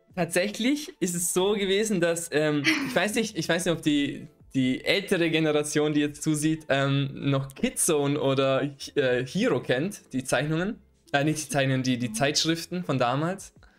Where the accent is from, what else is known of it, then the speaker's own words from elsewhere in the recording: Vorarlberg, Austria; in, in Vorarlberg, wo ich herkomme.